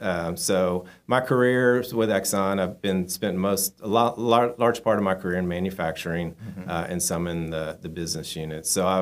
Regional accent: Beaumont, Texas, United States; I grew up in Beaumont, so just down the road. I'm native Texan. My wife and I both grew up in Beaumont, my wife Amy and I.

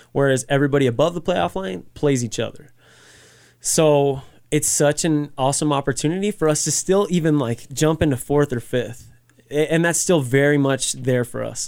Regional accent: Las Cruces, New Mexico, United States; moved away as an adult; also born or lived in Colorado Springs; I'm from Las Cruces, like, it, it's home. New Mexico is home

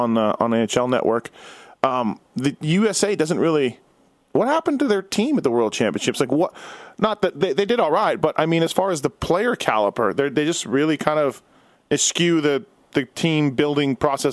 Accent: Winnipeg, Manitoba, Canada; As a guy from Winnipeg, born and raised there

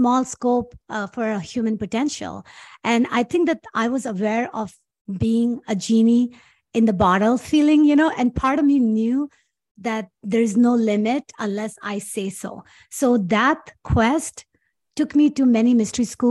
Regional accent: Karachi, Sindh, Pakistan; English is a second language; moved away as an adult; also born or lived in Los Angeles, United States; now in United States; I was born and raised in Karachi, Pakistan

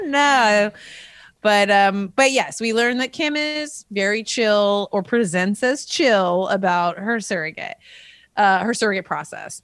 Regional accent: California, United States; also born or lived in Rochester, Minnesota; we came to California and I've been here since I was five. So I am, I am a Californian at heart

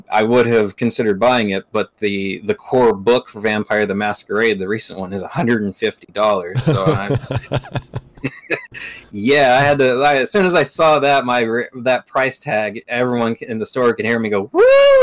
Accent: Arkansas, United States; moved away; I'm originally from Arkansas

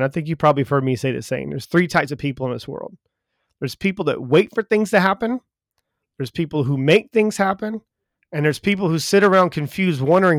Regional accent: United States; yeah, I'm not from this area. He goes, you sound like you're not from either. And I was like, no, I'm from America.

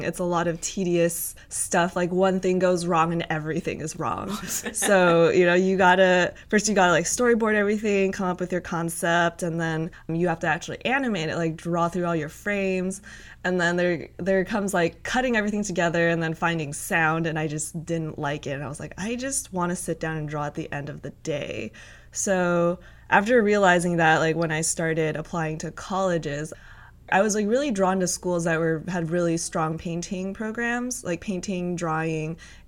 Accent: Cupertino, California, United States; also born or lived in Los Angeles, California; Originally, I'm from Cupertino, California, to be specific

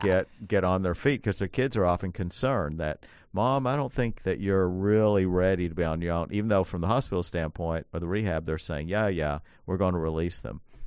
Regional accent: Appalachia, United States; I grew up in Appalachia

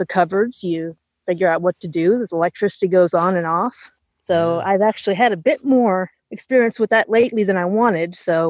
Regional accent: Minnesota, United States; also born or lived in Fargo, North Dakota; now in Tennessee, United States; I was from Minnesota, about 300 miles south of the Canadian border

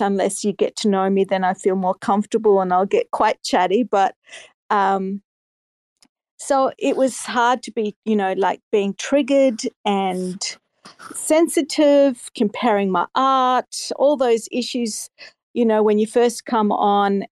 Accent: Australia; I'm from Australia

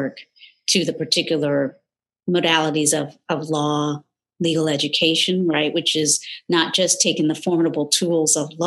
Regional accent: North Carolina, United States; moved away; Born in the South, North Carolina to be specific, in a still segregated, predominantly, almost exclusively Black community

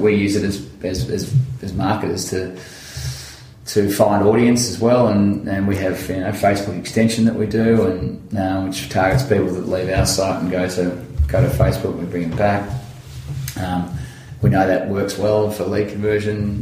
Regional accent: Central Victoria, Australia; I grew up in Central Victoria

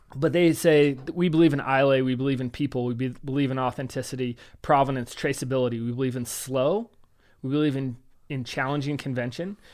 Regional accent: United States; I'm an American

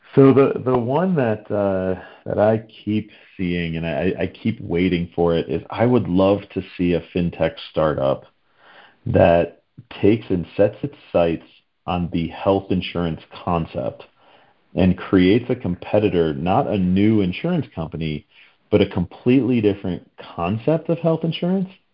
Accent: the Northeast of the U.S., United States; also born or lived in Pennsylvania / Washington, D.C. metro area; I grew up in the Northeast of the U.S.

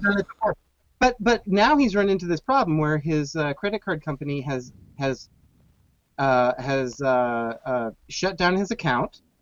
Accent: Phoenix, Arizona, United States; now in Chicago, United States; I grew up in Phoenix

